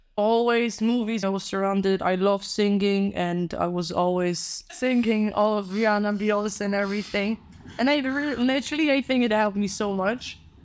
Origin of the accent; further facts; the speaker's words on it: Warsaw, Masovian Voivodeship, Poland; English is a second language; moved away as an adult; also born or lived in Barcelona; now in Rotterdam, Netherlands; because I'm from Poland, Warsaw. Born and raised